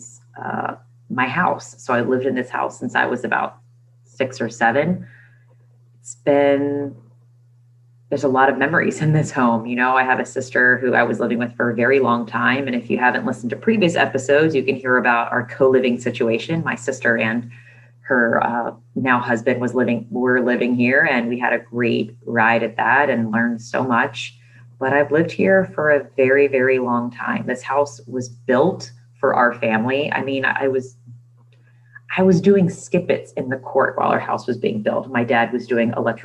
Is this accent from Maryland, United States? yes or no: yes; Maryland, United States; We are moving from Maryland. I've never moved before in my entire life, except when I was like 6